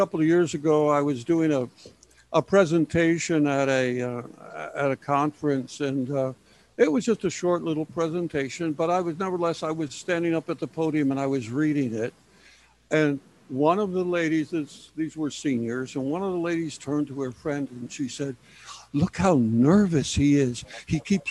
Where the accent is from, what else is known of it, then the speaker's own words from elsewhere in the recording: Chicago, Illinois, United States; now in San Antonio, United States; I grew up in Chicago.